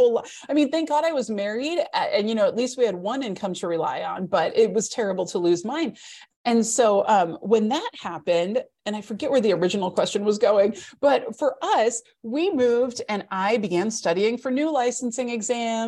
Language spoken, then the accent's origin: English; Midwest, United States; growing up in the Midwest